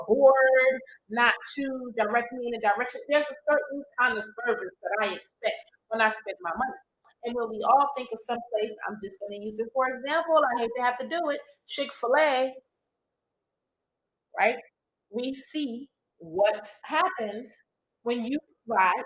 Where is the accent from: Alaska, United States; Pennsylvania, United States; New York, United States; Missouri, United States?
New York, United States; New York City; moved away; I'm from New York. I'm Brooklyn